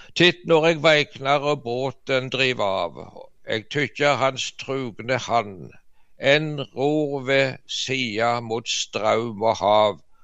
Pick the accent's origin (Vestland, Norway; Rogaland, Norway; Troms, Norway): Rogaland, Norway; Varhaug; molkemaskinen ble installert i fjoset hjemme på Varhaug